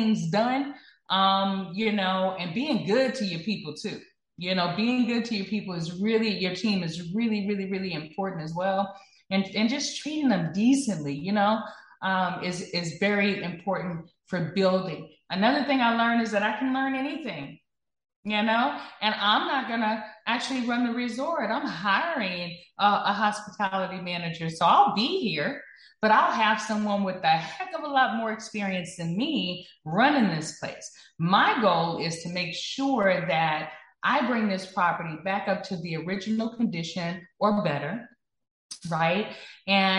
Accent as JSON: {"language": "English", "region": "Texas", "country": "United States", "said": "I'm from the South, you know, I'm from Texas"}